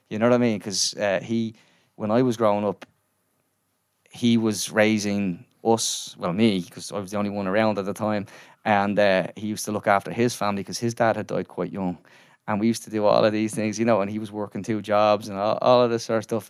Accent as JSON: {"language": "English", "town": "Dublin", "region": "Leinster", "country": "Ireland", "tie": "born or raised there", "said": "I grew up in Ballymun in, went to school in A Lazy Victories"}